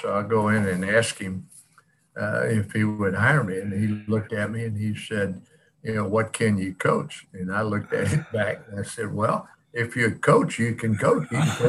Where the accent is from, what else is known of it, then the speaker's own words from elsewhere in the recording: Pittsburgh, Pennsylvania, United States; He said, "Where are you from?" I said, "Pittsburgh."